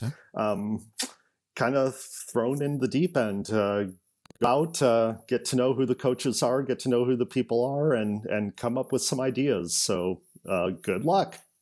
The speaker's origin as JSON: {"language": "English", "town": "Eugene", "region": "Oregon", "country": "United States", "tie": "born or raised there", "also_born_or_lived": "Tacoma, Washington", "moved": "as an adult", "lives_now": "Vancouver, United States", "said": "I uh, grew up in Eugene, Oregon"}